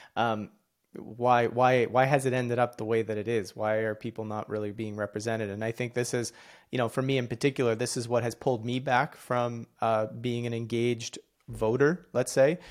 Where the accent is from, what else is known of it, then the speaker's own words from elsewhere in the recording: Canada; I'm Canadian